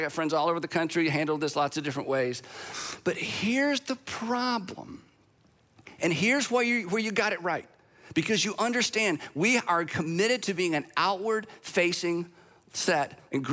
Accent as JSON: {"language": "English", "country": "United States", "said": "I'm an American"}